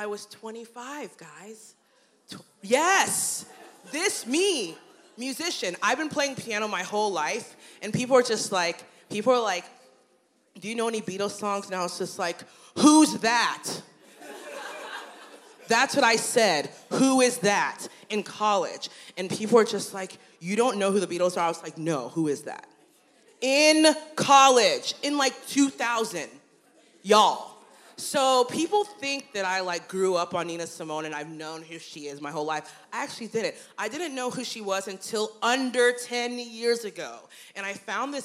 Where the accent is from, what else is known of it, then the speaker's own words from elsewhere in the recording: Cincinnati, Ohio, United States; now in Columbus, United States; I grew up in Cincinnati